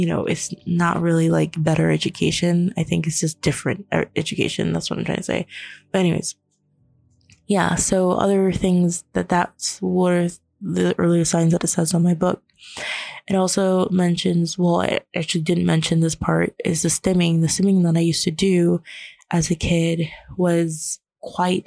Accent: Florida, United States; also born or lived in New York; when I was living in New York, but then we moved and we didn't have the same sort of help moving to Florida, because I was born in New York

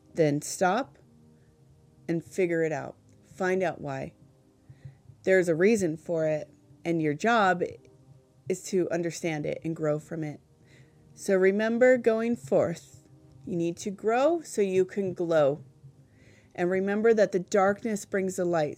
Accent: California, United States; now in New Hampshire, United States; I grew up in California

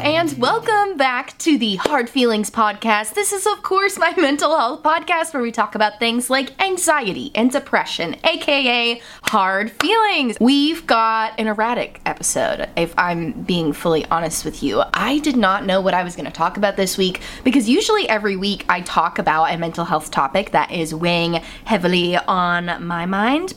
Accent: Massachusetts, United States; moved away; I'm from Massachusetts. I'm from New England.

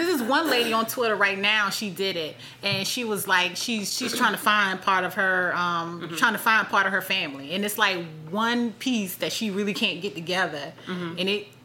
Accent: South Carolina, United States; I'm from South Carolina

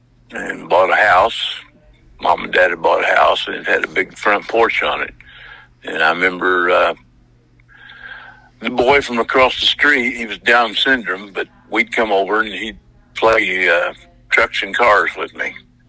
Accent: Willow Springs, United States; I grew up in Willow Springs. We didn't have any black people in the town

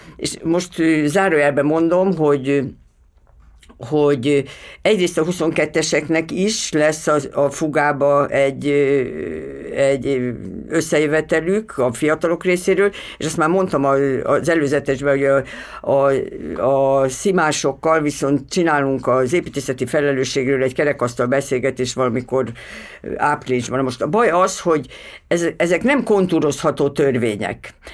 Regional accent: Veszprém, Veszprém County, Hungary; moved away; Veszprémi vagyok

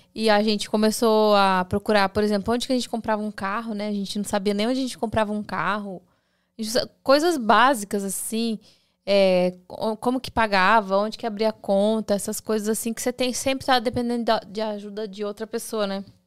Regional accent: Campo Grande, Mato Grosso do Sul, Brazil; moved away as an adult; now in United States; a gente saiu de Campo Grande, daí vai para São Paulo

